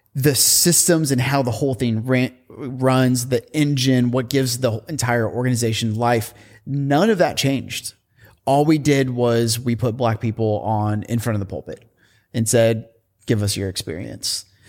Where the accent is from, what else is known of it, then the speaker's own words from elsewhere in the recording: Indiana, United States; also born or lived in San Francisco; now in Portland, United States; I grew up in Indiana